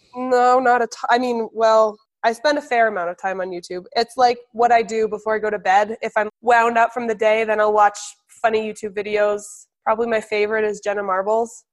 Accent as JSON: {"language": "English", "region": "New Hampshire", "country": "United States", "tie": "born or raised there", "also_born_or_lived": "Colorado", "said": "I was born in Colorado. And then when I was seven, seven and a half, we all moved to New Hampshire."}